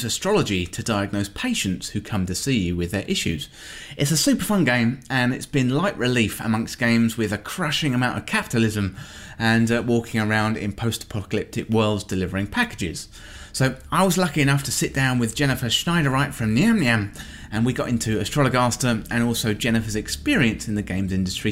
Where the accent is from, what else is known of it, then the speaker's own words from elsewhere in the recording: England, United Kingdom; being English